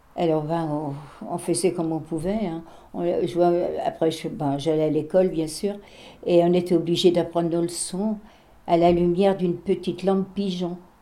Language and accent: French; Barbâtre, Pays de la Loire, France; chez nous à Barbate, les, les, Allemands, ils étaient dans notre classe. On allait à l'école dans une petite maison.